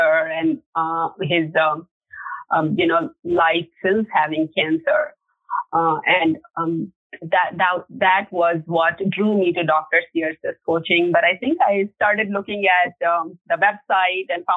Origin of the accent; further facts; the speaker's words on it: India; moved away; in India, growing up in India